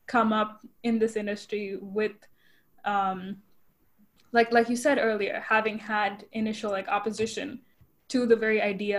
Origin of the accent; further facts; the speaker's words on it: Chennai, Tamil Nadu, India; first language English; moved away as an adult; now in United States; I grew up in Chennai, so the film scene wasn't huge